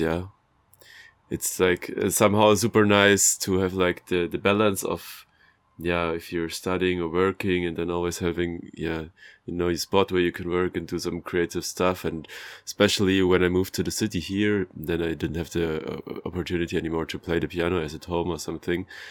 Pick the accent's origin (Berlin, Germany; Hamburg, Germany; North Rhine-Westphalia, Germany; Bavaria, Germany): Bavaria, Germany; moved away; I'm from Bavaria